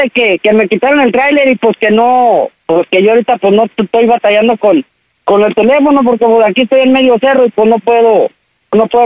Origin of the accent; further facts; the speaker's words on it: Durango, Mexico; bueno, pues le digo, mi papá es mi papá postizo, yo soy de Durango, mi papá de Oaxaca y mi